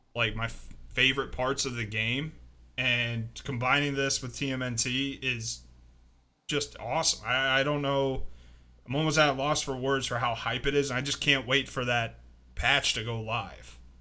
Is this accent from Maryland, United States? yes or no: yes; Maryland, United States; moved away; I grew up in Maryland